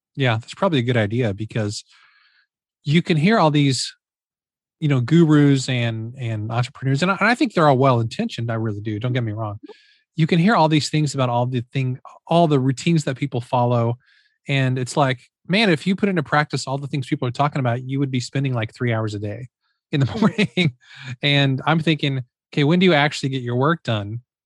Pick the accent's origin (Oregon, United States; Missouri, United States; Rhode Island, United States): Missouri, United States; I'm from Missouri